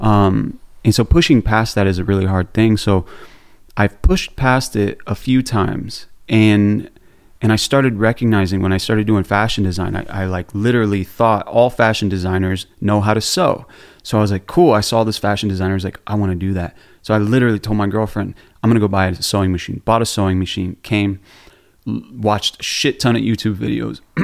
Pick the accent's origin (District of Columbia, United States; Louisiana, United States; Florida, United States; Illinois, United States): Florida, United States; Orlando; I grew up in Orlando, Florida.